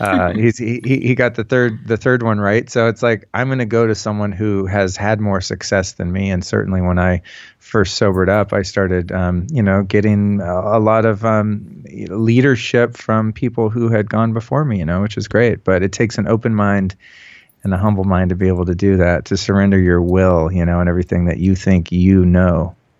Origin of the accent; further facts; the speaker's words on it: Northern California, United States; also born or lived in Hollywood, California; I'm from Northern California originally. I moved to Hollywood in nineteen eighty-nine